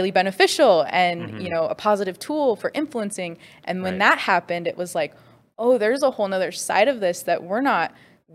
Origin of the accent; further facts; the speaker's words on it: Spokane, Washington, United States; was born and raised in Spokane, Washington